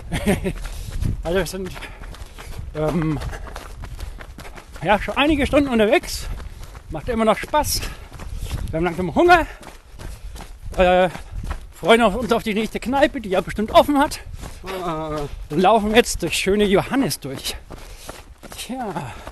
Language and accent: German; Nuremberg, Bavaria, Germany; So, als Nürnberger geht man natürlich bei jeder guten Wanderung über die Burg.